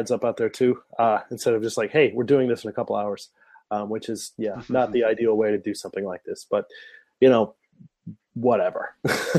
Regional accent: Midwest, United States; moved away as an adult; now in Japan; being somebody coming from America, like Midwest, kind of middle of nowhere

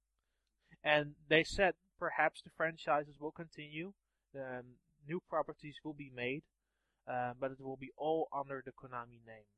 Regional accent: Netherlands; I'm from the Netherlands.

